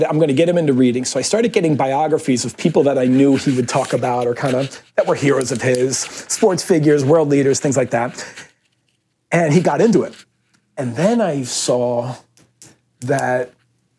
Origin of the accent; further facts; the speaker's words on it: Philadelphia, Pennsylvania, United States; I was raised in Philadelphia